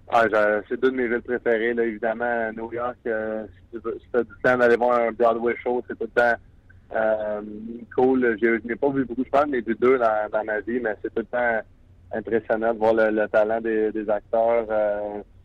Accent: Quebec, Canada; en tant que Québécois

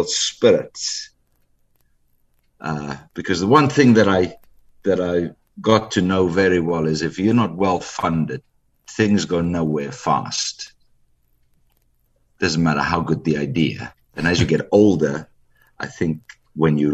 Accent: South Africa; moved away as an adult; also born or lived in England / Phoenix, Arizona; now in Dr. Phillips, Orlando, United States; born and raised in South Africa, lived and met my wife of 20 years in England

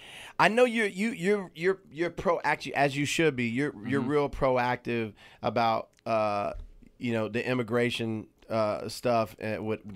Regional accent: Atlanta, Georgia, United States; moved away; so for me growing up in Atlanta, when I was growing up in Atlanta, because I'm a little older than you.

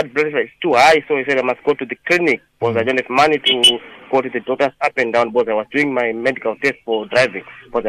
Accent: Zimbabwe; now in Cape Town, South Africa

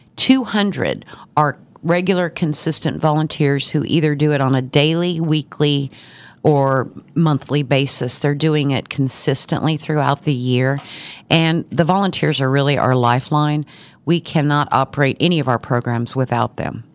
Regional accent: Garden City, Kansas, United States; now in Wichita, United States; I've been in Wichita for thirty years, but I originally from Garden City

